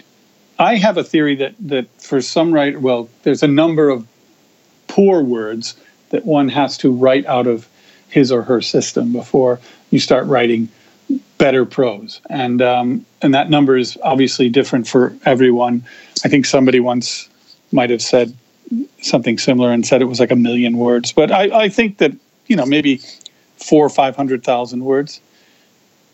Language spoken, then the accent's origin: English; Amsterdam, New York, United States; my hometown was Amsterdam, New York